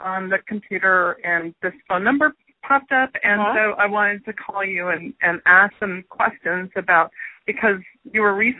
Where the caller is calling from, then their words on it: Houston, Texas, United States; I'm calling from Houston, Texas